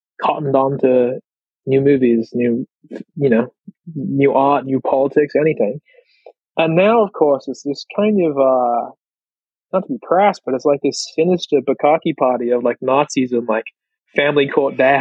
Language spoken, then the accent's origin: English; Australia; as an Australian